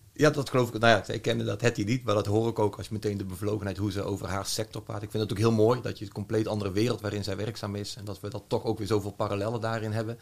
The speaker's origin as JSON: {"language": "Dutch", "region": "North Brabant", "country": "Netherlands", "tie": "born or raised there", "said": "geboren en eh, getogen Brabander"}